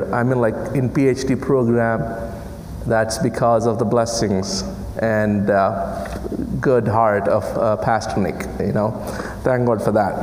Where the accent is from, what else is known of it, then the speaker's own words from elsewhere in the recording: India; English is a second language; moved away; English is my fourth language, and I come from a country which speaks 1,652 languages and dialects